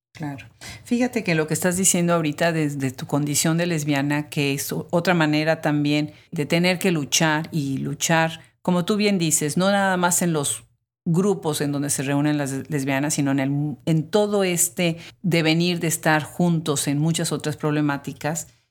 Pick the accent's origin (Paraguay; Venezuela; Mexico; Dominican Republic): Mexico; Puebla; moved away as an adult; now in United States; yo soy de México, de, soy de Puebla, y aunque vivo en Estados Unidos